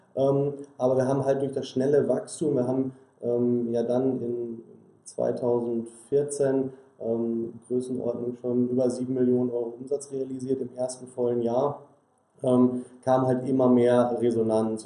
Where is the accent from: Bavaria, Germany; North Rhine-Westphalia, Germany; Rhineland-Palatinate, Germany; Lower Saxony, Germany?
North Rhine-Westphalia, Germany; Sauerland; wir kommen alle ähm, gebürtig aus dem Sauerland und ähm, in der Region, in der wir aufgewachsen sind